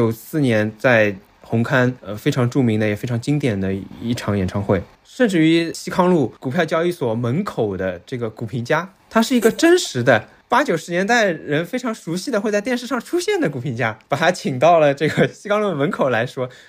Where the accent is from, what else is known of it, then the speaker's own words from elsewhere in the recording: Shanghai, China; 我说上海话和说普通话的状态是两个状态